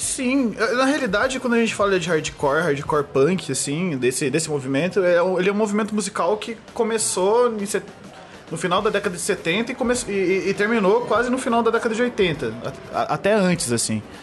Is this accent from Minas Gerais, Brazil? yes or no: yes; Borda da Mata, Minas Gerais, Brazil; now in São Paulo, Brazil; Sou de Borda da Mata, Minas Gerais. E eu sou publicitário aqui em São Paulo